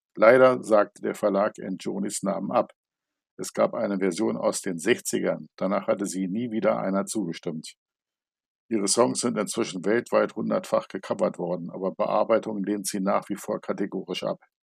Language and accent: German; Germany; bei uns in Good Old Germany